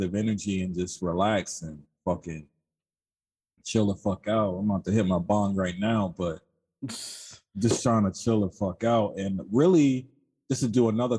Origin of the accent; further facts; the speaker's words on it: New York City, New York, United States; I'm from Queens